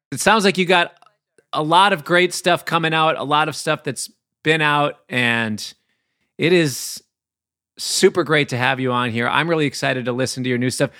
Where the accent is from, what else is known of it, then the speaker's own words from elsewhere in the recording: Minnesota, United States; I'm from the Midwest in Minnesota